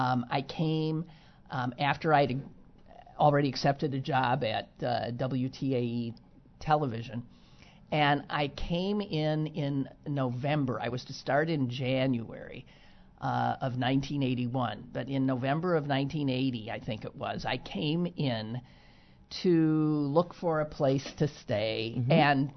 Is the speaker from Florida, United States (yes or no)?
no; Wisconsin, United States; I'm from Wisconsin. This was a doozy.